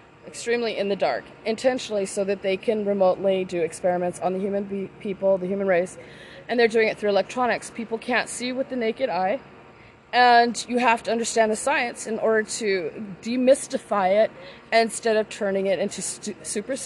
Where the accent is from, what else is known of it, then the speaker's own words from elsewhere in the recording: Los Angeles, California, United States; moved away as an adult; now in Utah, United States; I am originally from Los Angeles, California. I am now living in Utah